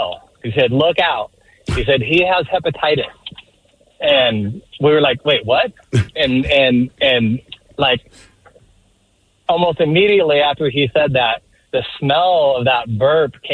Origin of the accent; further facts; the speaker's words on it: Spokane, Washington, United States; I'm from Spokane. I'm over here in Seattle about once every 3 months